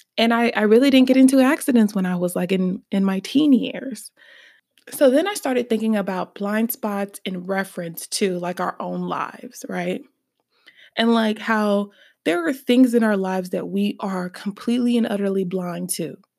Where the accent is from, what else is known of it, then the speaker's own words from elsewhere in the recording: Birmingham, Alabama, United States; I am from Birmingham, Alabama.